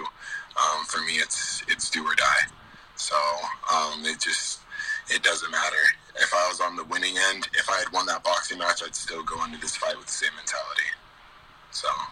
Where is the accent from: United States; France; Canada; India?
United States; Cedar City, Utah; I was born and raised in Cedar City, Utah